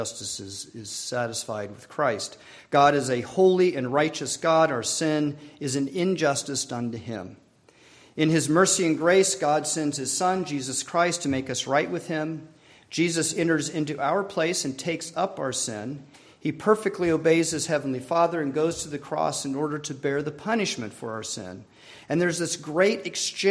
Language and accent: English; Colorado, United States; I grew up in Colorado